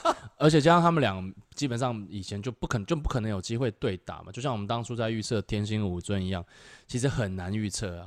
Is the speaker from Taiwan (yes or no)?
yes; Taiwan; 是我们台湾人